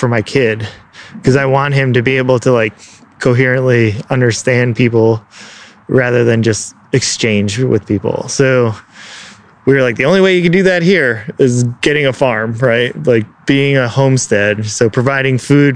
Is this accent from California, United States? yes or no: no; Chicago, Illinois, United States; also born or lived in Bethesda; now in Edgewater, United States; I'm from Chicago